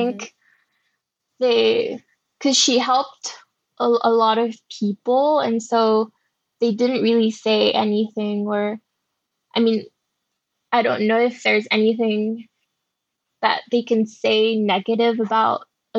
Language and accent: English; Singapore; It was more when I was growing up in Singapore and becoming a young woman